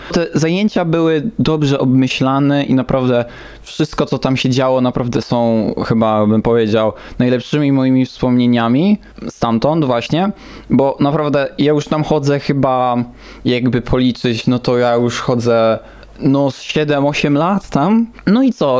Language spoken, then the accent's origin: Polish; Warsaw, Masovian Voivodeship, Poland; ja też się urodziłem właśnie w Warszawie